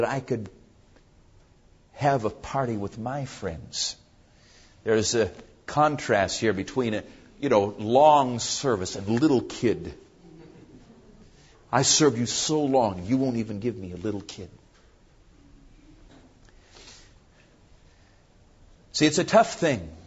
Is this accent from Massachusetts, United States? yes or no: yes; Massachusetts, United States; moved away; I come from Massachusetts